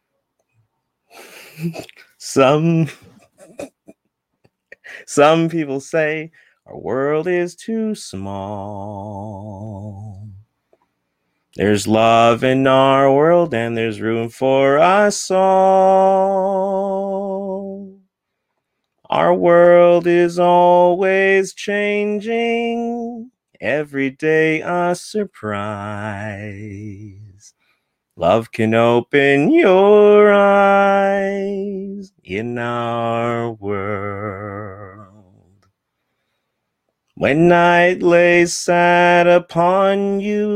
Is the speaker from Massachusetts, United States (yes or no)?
no; San Diego, California, United States; I'm from my childhood bedroom in San Diego.